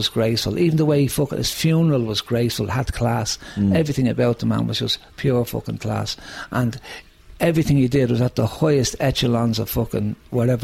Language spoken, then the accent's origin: English; Dublin, Leinster, Ireland; I grew up in Finglas West here